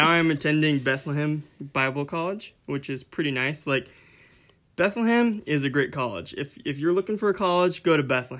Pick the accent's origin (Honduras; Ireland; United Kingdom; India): Honduras; moved away as an adult; also born or lived in Florida, United States; now in Minnesota, United States; we weren't born in Honduras. We were born in Florida, but we were raised in Honduras as missionary kids, and I lived there for about 2 years past when Noah left, and then when I turned 18, we moved up to Minnesota